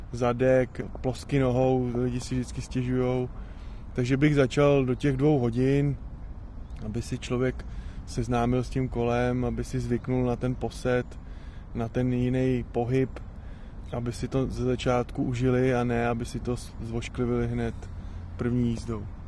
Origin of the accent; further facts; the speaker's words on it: Šumava, Czechia; u nás doma na Šumavě